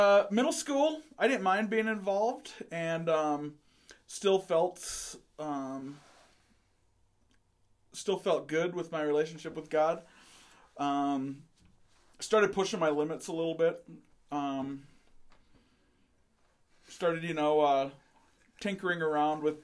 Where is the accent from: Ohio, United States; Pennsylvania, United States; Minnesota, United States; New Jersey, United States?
Minnesota, United States; Western; I grew up in Western Minnesota